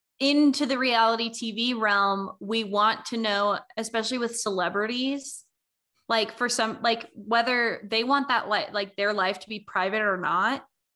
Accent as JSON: {"language": "English", "region": "Southern United States", "country": "United States", "tie": "born or raised there", "said": "as a bisexual woman growing up in the Bible Belt, it's so weird."}